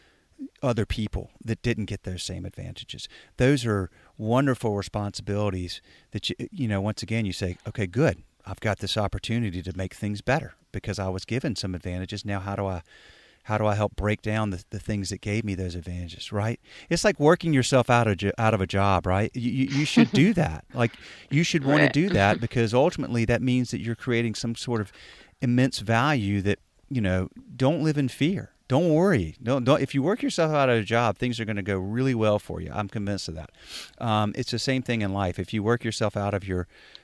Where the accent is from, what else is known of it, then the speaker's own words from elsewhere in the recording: the South, United States; I'm from the South as a white male